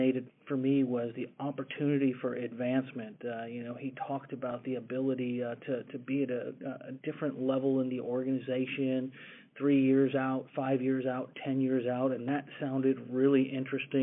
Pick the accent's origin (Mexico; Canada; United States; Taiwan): United States; Schaumburg, Illinois; moved away as an adult; now in Dallas-Fort Worth, United States; I grew up in the Chicago area, Schaumburg, Illinois, to be more specific. Spent grade through high school in Schaumburg.